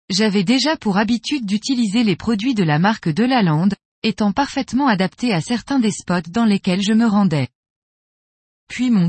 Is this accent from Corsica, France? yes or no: yes; Corsica, France; Fabio est venu pêcher chez nous en Corse, la truite, et nous avons discuté d'un poisson qui me faisait rêver depuis ma plus tendre enfance